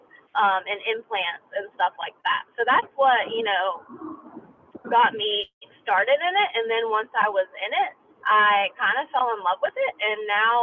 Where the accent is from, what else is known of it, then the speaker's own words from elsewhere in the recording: North Carolina, United States; I was born and raised in North Carolina, and I don't intend, you know, on leaving North Carolina.